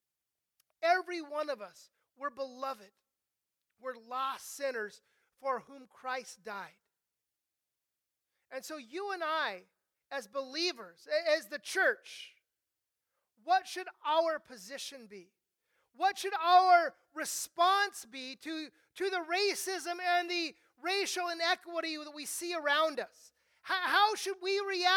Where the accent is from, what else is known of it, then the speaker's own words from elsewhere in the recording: Southern California, United States; I grew up mostly here in Southern California